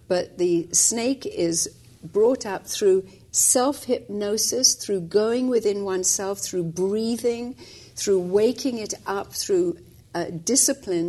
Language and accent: English; India; moved away as an adult; also born or lived in England; I was actually born and raised in India for the first 20 years of my life